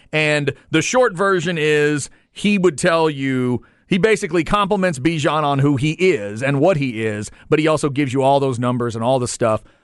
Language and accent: English; Waxahachie, Texas, United States; Growing up in Waxahachie